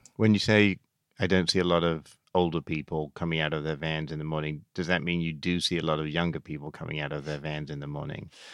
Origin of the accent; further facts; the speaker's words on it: England, United Kingdom; moved away; Growing up in England, there were three American T V programs we watched